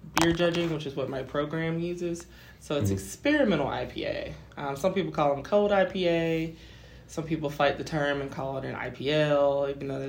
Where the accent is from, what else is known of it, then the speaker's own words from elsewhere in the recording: Atlanta, Georgia, United States; moved away as an adult; now in Greenville, United States; I'm from Atlanta